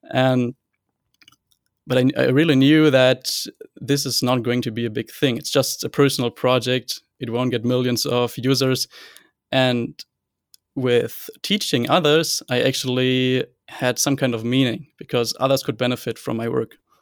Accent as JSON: {"language": "English", "town": "Hanover", "region": "Lower Saxony", "country": "Germany", "said": "I'm from Hanover, Germany, and I am still a computer science student here"}